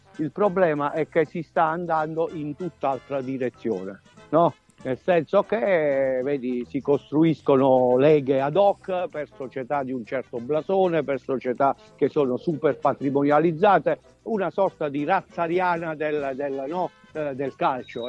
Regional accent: Grumento Nova, Basilicata, Italy; moved away as an adult; now in Rome, Italy; vengo anch'io da, come voi, no? da un piccolo borgo che è Grumento Nova

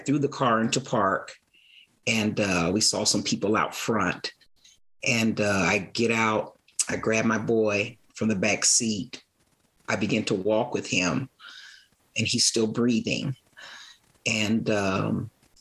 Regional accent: Aurora, Colorado, United States; I grew up in Aurora

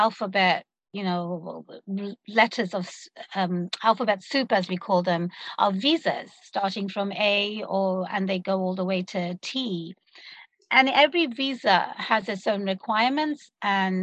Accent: London, United Kingdom; moved away as an adult; now in Seattle, United States; I was born and raised in London, as you might be able to tune into my accent

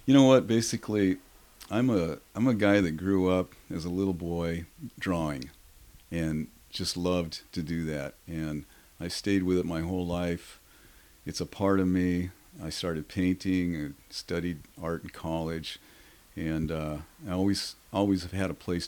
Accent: Seattle, Washington, United States; I was born in Seattle. I was raised as a little boy here.

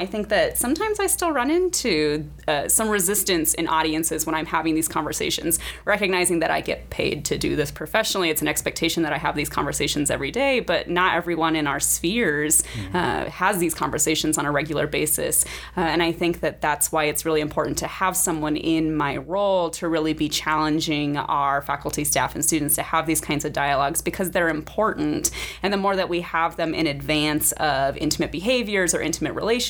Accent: Nebraska, United States; moved away as an adult; also born or lived in Indiana; I am originally from Nebraska

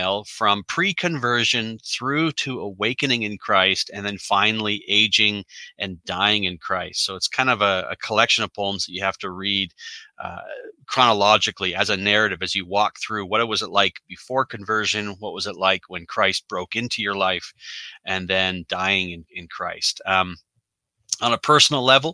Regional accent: Canada; So I am a Canadian. So I'm up here in the Great White North.

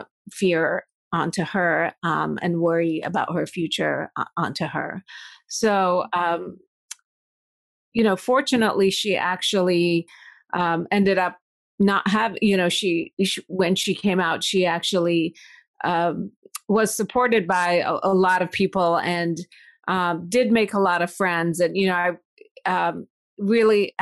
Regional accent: United States; also born or lived in Iran / Madison, Wisconsin / Pittsburgh, Pennsylvania; my family immigrated to the U.S. in 1983, and that was probably one of the worst times to be an Iranian and American

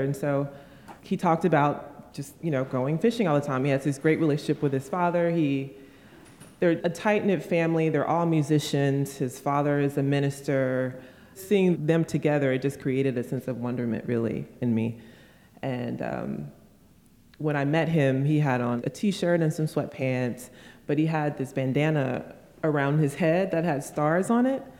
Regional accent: United States

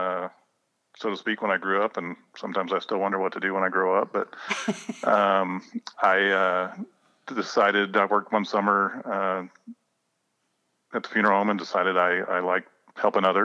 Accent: Crawfordsville, Indiana, United States; I was born and raised here in Crawfordsville, just a small town guy.

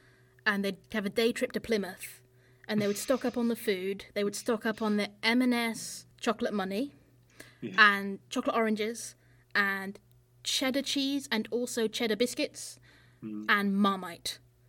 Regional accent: France; I grew up in France with a British family, and so there was not often... new books in English in our house.

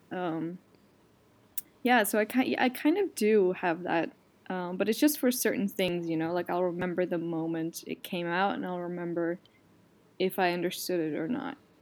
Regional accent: Netherlands; accent: Dutch; my Dutch accent

